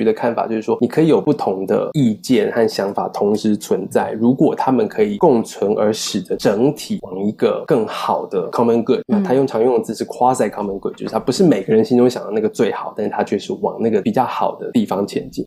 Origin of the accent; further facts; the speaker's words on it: Taiwan; now in Toronto, Canada; 就跟我作为一个台湾人